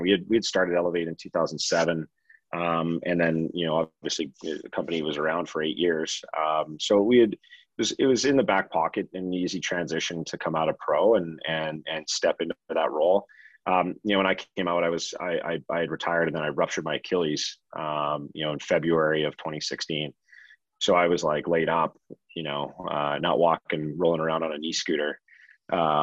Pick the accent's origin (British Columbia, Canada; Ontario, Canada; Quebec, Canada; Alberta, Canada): Alberta, Canada; Calgary; Calgary. It's my hometown